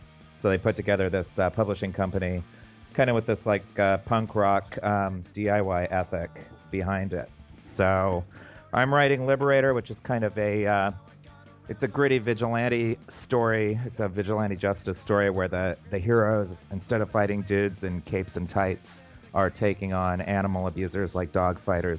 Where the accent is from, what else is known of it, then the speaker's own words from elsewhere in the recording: New York, United States; I'm from New York.